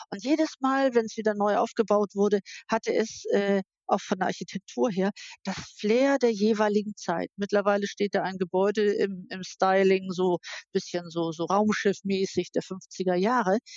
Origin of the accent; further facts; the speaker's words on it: Hamburg, Germany; Äh, Hamburg ist ja meine, meine Heimatstadt.